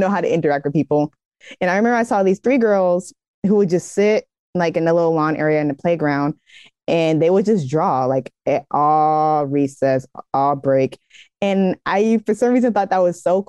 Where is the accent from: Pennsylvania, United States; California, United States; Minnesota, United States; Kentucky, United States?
California, United States; the Bay Area; I'm from the Bay Area